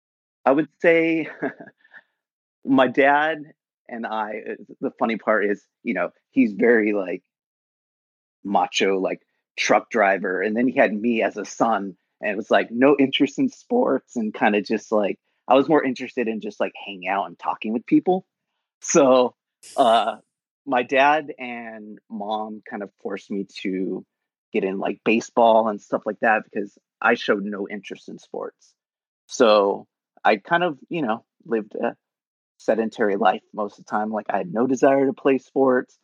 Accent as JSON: {"language": "English", "town": "San Jose", "region": "California", "country": "United States", "tie": "born or raised there", "lives_now": "Santa Monica, United States", "said": "I was born in San Jose, California"}